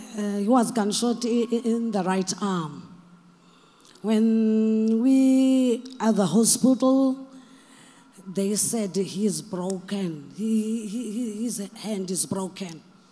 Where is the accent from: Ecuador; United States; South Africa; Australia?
South Africa; Mthatha, Eastern Cape; from South Africa.